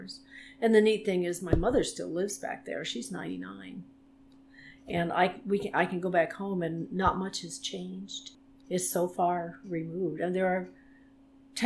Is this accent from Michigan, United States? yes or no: no; Worcester County, Massachusetts, United States; I grew up in Massachusetts, in the middle of what they call the sticks out there, in the middle of Worcester County